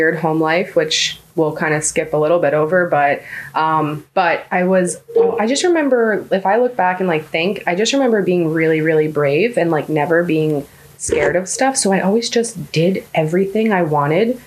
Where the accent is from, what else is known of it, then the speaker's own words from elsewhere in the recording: Tampa Bay area, Florida, United States; also born or lived in Newburgh, New York; when I was a baby, my parents moved down to Florida into like the Tampa Bay area. And I grew up mostly in the Tampa Bay area